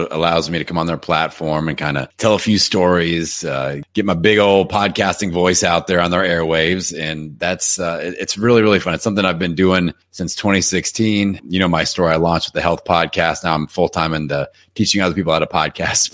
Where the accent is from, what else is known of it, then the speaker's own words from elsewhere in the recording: Indiana, United States; I'm from Indiana, and I always played basketball growing up.